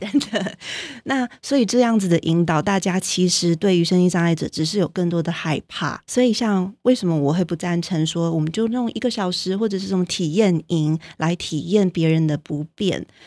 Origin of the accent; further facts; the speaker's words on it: Taiwan; moved away; also born or lived in United States; 我如果通常在美国的时候就会强调说我是台湾人